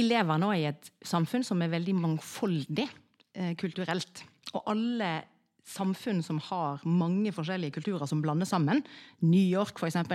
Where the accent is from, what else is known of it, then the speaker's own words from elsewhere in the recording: Norway; Og vi kommer jo fra Norge, som er en ekstremt homogen Eh, kultur fra liksom, etterkrigstiden.